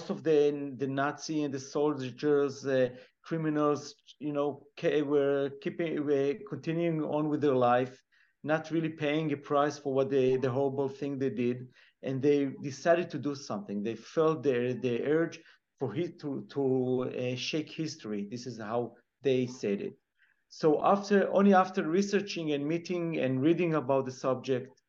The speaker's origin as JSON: {"language": "English", "country": "Israel", "tie": "born or raised there", "said": "growing up in Israel, we hear many Holocaust stories"}